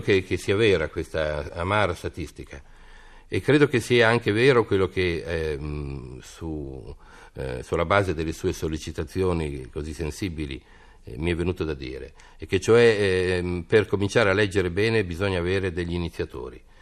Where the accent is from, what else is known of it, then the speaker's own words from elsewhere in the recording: Parma, Emilia-Romagna, Italy; io sono di Parma